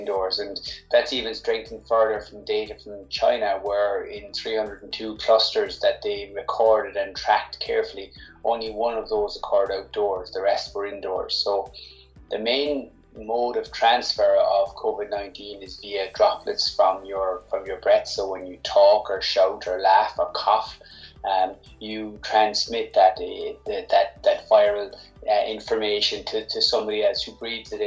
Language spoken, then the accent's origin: English; Cork, Munster, Ireland; I'm from Cork